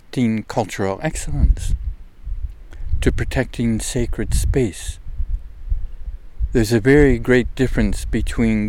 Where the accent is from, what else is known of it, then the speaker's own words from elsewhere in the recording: United States; also born or lived in Netherlands; a young, naive American like myself